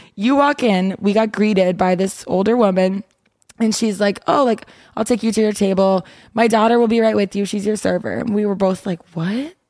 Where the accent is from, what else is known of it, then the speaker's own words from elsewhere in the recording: Midwest, United States; I'm from the Midwest